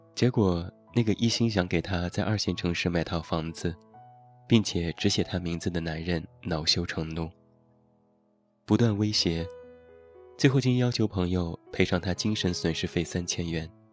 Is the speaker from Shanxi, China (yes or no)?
yes; Taiyuan, Shanxi, China; 现在在我的家乡山西太原